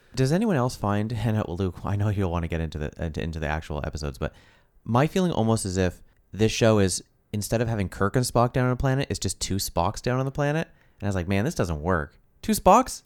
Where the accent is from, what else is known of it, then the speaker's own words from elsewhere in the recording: Canada; we're Canadian